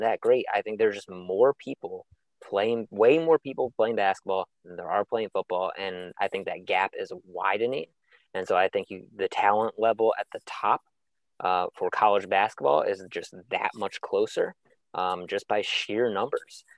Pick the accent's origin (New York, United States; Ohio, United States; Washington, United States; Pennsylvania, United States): Pennsylvania, United States; Harrisburg; when I was growing up in Harrisburg, Pennsylvania.